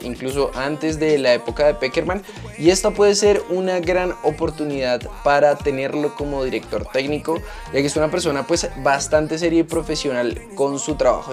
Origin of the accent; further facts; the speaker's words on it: Colombia; como colombianos